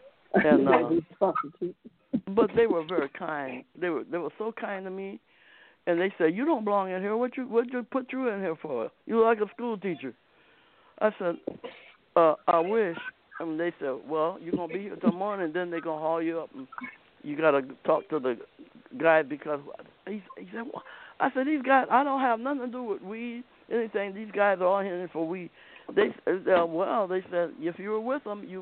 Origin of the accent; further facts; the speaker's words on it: Akron, Ohio, United States; moved away; Akron, Ohio